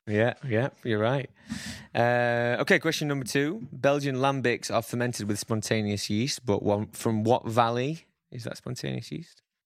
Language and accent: English; Sheffield, Yorkshire and the Humber, United Kingdom; I'm from Sheffield.